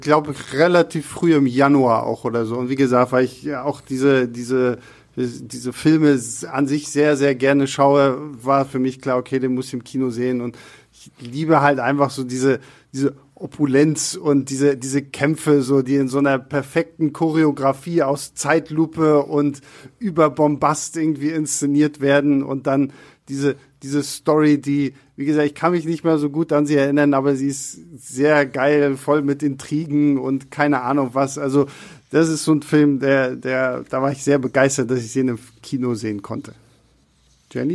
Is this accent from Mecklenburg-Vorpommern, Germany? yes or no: yes; Rostock, Mecklenburg-Vorpommern, Germany; first language German; now in Berlin, Germany; ich war zu dem Zeitpunkt gerade bei meinen Eltern zu Hause und in Rostock